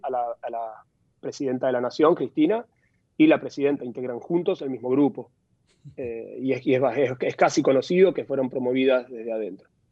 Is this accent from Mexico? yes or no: no; Argentina; en mi país